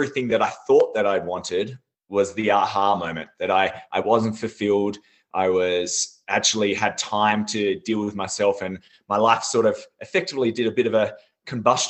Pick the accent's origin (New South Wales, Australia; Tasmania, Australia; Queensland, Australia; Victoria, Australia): Tasmania, Australia; also born or lived in Sydney; I actually grew up in Tasmania, Australia. I was born in Sydney, but then soon moved to Tasmania. I was brought up on a farm